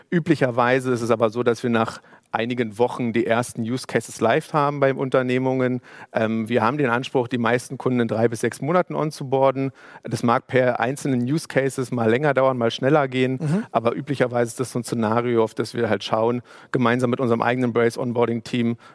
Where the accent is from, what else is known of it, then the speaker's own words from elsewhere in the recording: Berlin, Germany; ich bin, ich bin vielleicht so ein bisschen auch ähm, gerade als Berliner und hier aufgewachsen